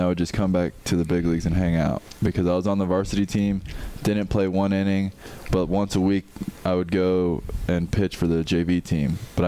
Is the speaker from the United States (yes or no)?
yes; Orlando area, Florida, United States; I grew up in Orlando area in Florida, like 20 minutes outside of Orlando, smaller town.